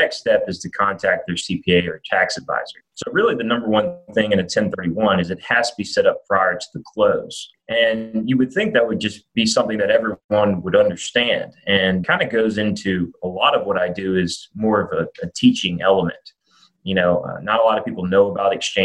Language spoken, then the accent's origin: English; Birmingham, Alabama, United States; moved away as an adult; also born or lived in New Orleans, Louisiana; now in Nashville, United States; I was born and raised in Birmingham, undergrad at Alabama.